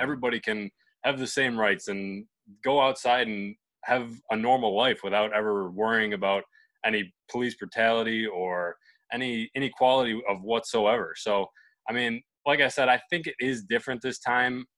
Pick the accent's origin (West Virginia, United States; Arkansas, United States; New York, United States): New York, United States; Buffalo; my hometown in Buffalo, New York